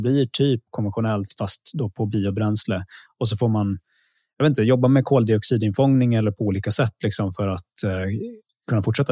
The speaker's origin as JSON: {"language": "Swedish", "town": "Luleå", "region": "Norrbotten County", "country": "Sweden", "tie": "born or raised there", "said": "jag är uppvuxen i Luleå"}